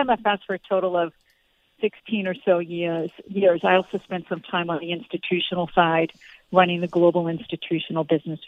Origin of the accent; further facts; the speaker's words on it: Boston, Massachusetts, United States; And I was from Boston, so I wanted to take a shot at working in New York City.